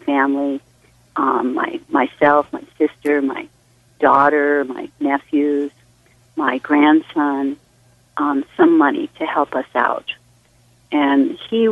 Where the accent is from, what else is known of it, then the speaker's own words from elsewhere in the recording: Hawaii, United States; I'm from Hawaii